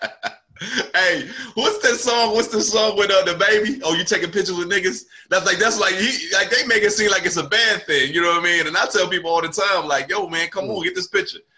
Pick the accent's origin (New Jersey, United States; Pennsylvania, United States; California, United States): New Jersey, United States; moved away as an adult; now in Charlotte, United States; I'm from South Jersey, right? Right near Philadelphia. And um that's where I'm from. That's where I was raised